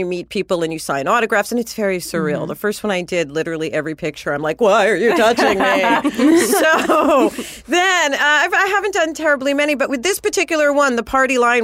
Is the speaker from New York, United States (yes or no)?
yes; New York, United States; now in Los Angeles, United States; I'm from New York, but I live here